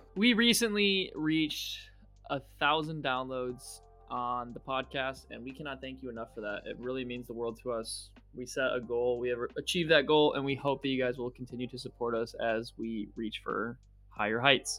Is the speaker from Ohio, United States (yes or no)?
yes; Ohio, United States; Ohio, my home state